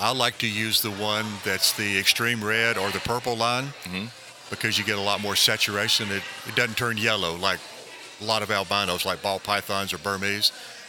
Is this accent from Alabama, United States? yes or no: yes; Mobile County, Alabama, United States; I was raised in Mobile County, Alabama.